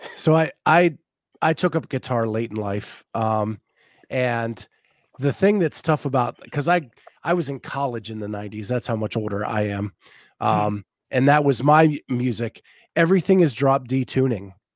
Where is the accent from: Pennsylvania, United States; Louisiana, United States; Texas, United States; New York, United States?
Pennsylvania, United States; Western; now in Northern Florida, United States; grew up in Western Pennsylvania, I moved to uh, Northern Florida